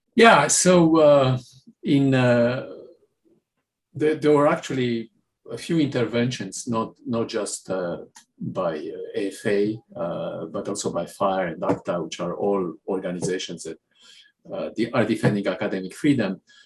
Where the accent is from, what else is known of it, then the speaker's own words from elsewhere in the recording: Romania; moved away as an adult; now in United States; I come from Romania, I come from a country where there was no free speech